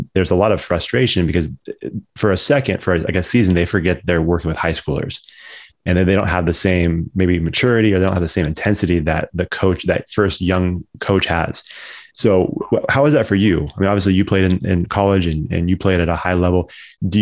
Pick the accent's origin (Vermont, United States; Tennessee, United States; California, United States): California, United States; Orangevale; I grew up in Orangeville my whole life.